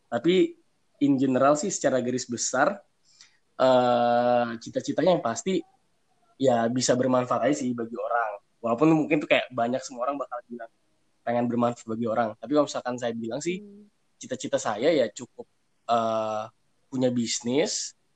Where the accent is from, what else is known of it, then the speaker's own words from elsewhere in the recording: Lampung, Indonesia; Makanya saya memutuskan untuk tinggal dulu di uh, di Lampung tempat asal saya dulu.